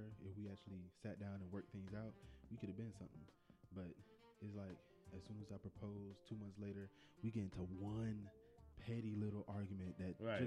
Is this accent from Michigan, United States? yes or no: yes; Detroit, Michigan, United States; I'm from Detroit